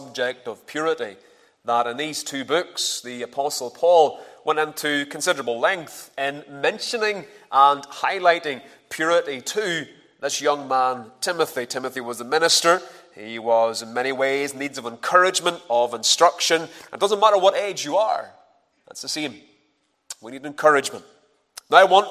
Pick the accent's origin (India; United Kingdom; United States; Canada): United Kingdom; Ballymena, Northern Ireland; moved away; I'm originally from Ballymena